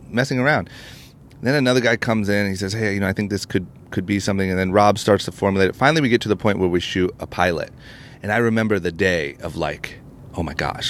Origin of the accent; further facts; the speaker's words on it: Akron, Ohio, United States; now in Los Angeles, United States; I'm from Akron, Ohio